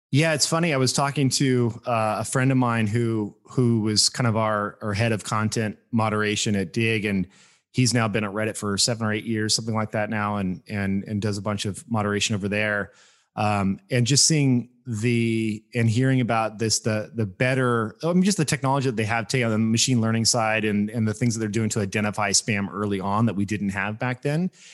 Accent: Las Vegas, Nevada, United States; moved away; also born or lived in Bay Area; I grew up in Las Vegas, Nevada. Like, I was, I moved out there.

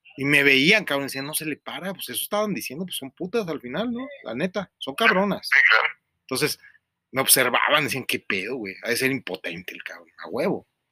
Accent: Mexico; que también soy mexicano

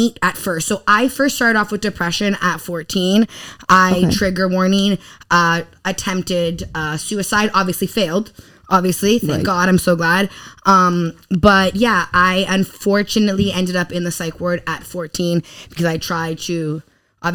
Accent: Toronto, Ontario, Canada; English is a second language; I'm from Toronto.

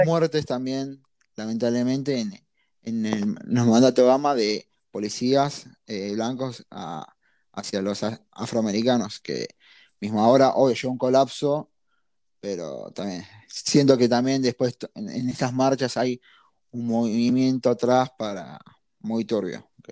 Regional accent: Argentina; siendo argentino

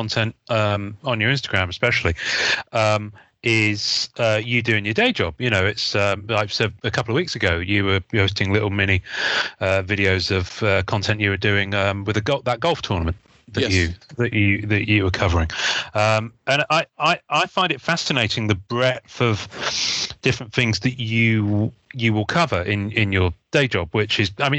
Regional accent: United Kingdom; I'm a Brit

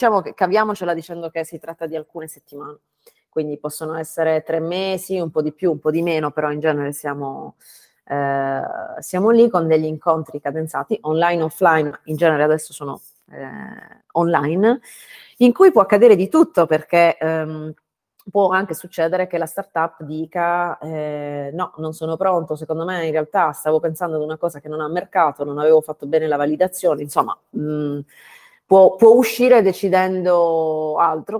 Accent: Bari, Apulia, Italy; moved away as an adult; also born or lived in Bologna / France / Denmark / United States; sono barese um, e dopo 18 anni fuori dalla mia città natale

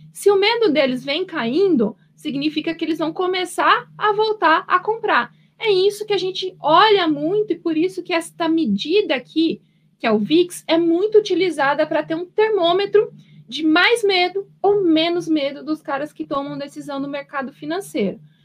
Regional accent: Paraná, Brazil; now in São Paulo, Brazil; Eu sou, eu sou paranaense

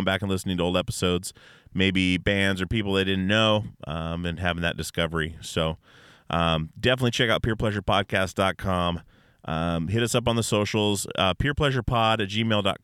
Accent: Alaska, United States; We're all from Alaska, all my guys

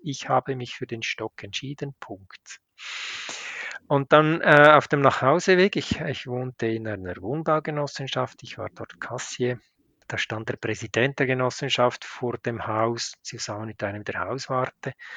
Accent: Switzerland

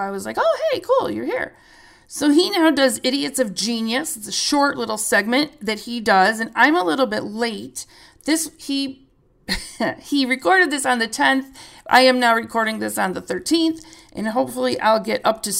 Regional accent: Illinois, United States; I'm from Illinois. There is nothing in Illinois either

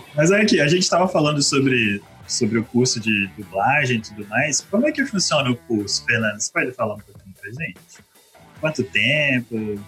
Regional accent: Vitória, Espírito Santo, Brazil; Nós somos de Vitória, né? Do Espírito Santo

